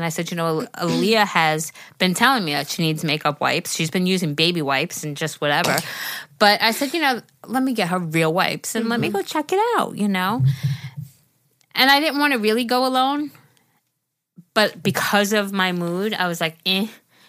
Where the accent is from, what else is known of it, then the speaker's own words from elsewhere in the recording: Massachusetts, United States; I am from Massachusetts.